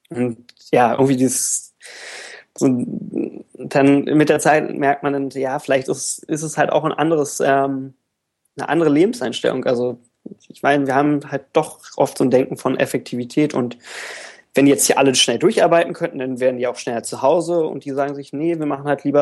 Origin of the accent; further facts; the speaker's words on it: Berlin, Germany; ich ich, ich komme ursprünglich auch aus Berlin.